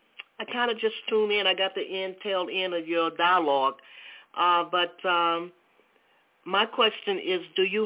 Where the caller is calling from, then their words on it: Atlanta, Georgia, United States; I'm calling from Georgia, Atlanta area.